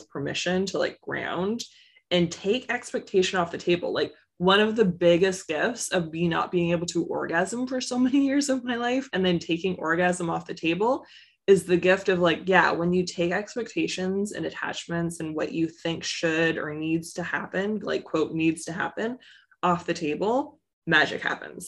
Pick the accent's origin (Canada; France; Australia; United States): Canada; I'm Canadian